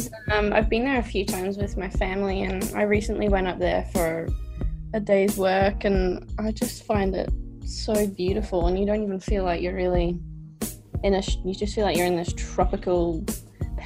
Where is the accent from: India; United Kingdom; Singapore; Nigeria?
United Kingdom; Scotland; now in Australia; I was born in Scotland